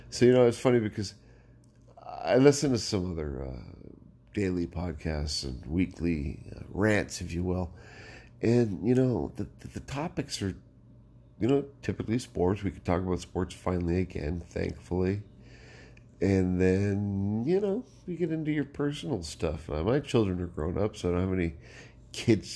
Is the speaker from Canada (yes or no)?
yes; Canada; I being, of course, the first born on Canadian soil of our clan. And so I think you'll find my story, my perspective on growing up in Canada with immigrant parents quite interesting.